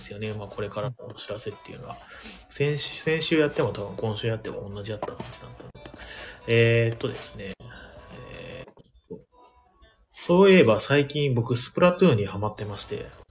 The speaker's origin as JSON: {"language": "Japanese", "region": "Ehime", "country": "Japan", "tie": "born or raised there", "moved": "yes", "lives_now": "Tokyo, Japan", "said": "僕の実家も愛媛なんで"}